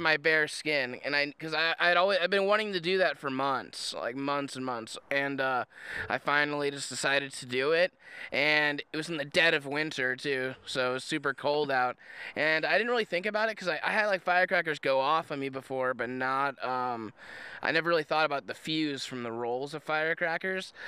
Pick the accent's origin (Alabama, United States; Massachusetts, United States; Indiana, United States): Indiana, United States; I'm from Indiana